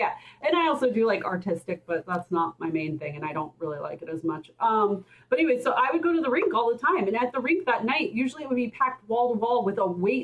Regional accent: Oklahoma, United States; I'm from Oklahoma

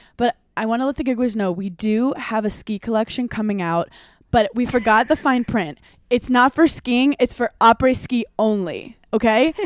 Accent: New York, United States; as a New Yorker

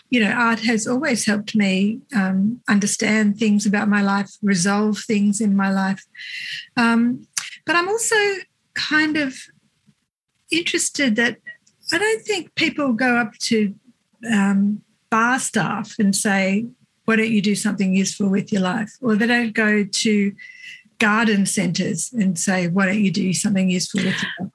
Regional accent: Cooma, New South Wales, Australia; moved away; i grew up in a little country town called cooma

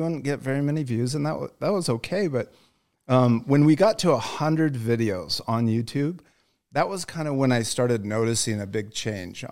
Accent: Utah, United States; moved away as an adult; also born or lived in Michigan; we're from Utah, so all of our family, you know, our parents are from here

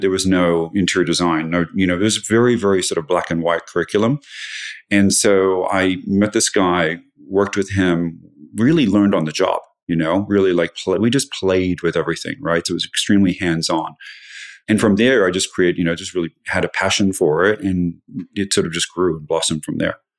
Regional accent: Australia; moved away as an adult; now in United States; I grew up in Australia and I moved to the U S for love that didn't work out

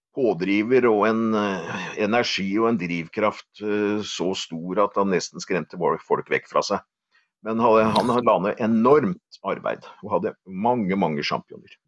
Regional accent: Åmot, Norway; jeg vokste opp eh, på Åmot

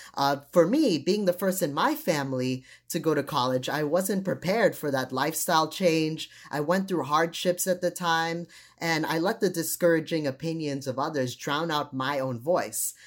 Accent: United States; also born or lived in Trinidad; since I grew up here in the United States

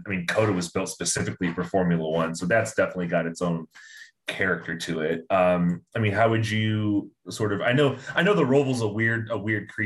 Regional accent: Indiana, United States; I'm from Indiana

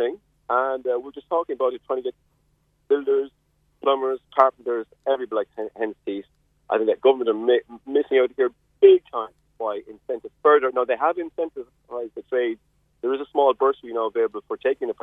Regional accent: Carrigaline, Munster, Ireland; now in West Cork, Ireland; I grew up in Carrigaline

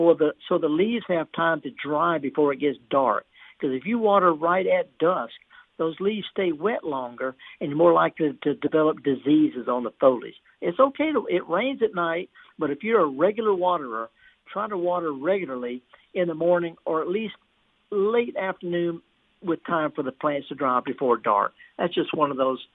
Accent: Indianola, Mississippi, United States; I was raised just down the road in Indianola.

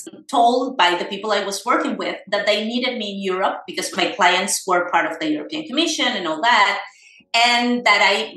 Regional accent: Caracas, Capital District, Venezuela; moved away as an adult; also born or lived in Buenos Aires, Argentina; now in Spain; So I was born in Venezuela, in Caracas, 42 years ago.

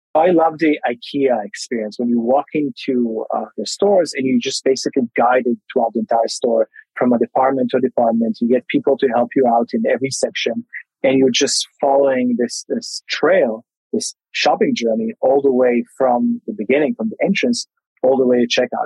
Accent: Tel Aviv, Tel Aviv District, Israel; I'm originally from Tel Aviv, Israel, but right now I'm I'm in Melbourne

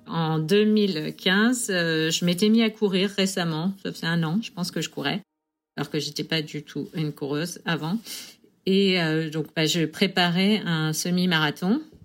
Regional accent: Sarthe, Pays de la Loire, France; moved away as an adult; now in New York, United States; Je viens de la Sarthe

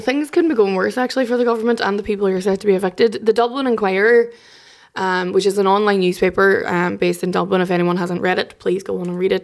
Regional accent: Derry, Northern Ireland, United Kingdom; I'm from Derry

